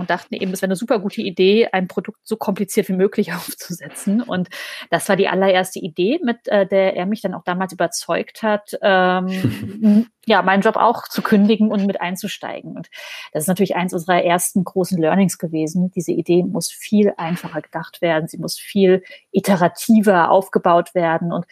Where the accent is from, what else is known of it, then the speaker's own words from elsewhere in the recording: Hesse, Germany; born there; Und zwar kommen wir gebürtig beide aus dem Main-Taunus-Kreis. Das ist so eine, eine Region äh, vor Frankfurt am Main.